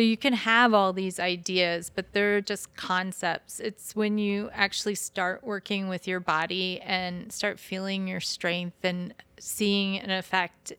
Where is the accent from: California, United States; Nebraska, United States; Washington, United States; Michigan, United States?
Michigan, United States; I'm from, I'm from the state up north